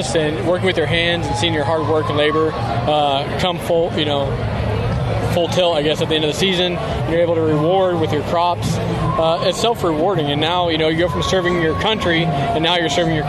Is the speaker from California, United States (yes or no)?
no; Illinois, United States; I'm from Illinois.